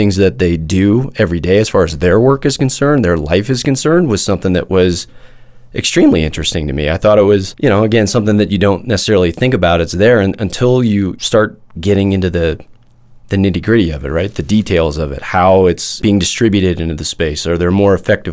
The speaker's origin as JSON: {"language": "English", "region": "Midwest", "country": "United States", "tie": "born or raised there", "said": "I grew up in the Midwest"}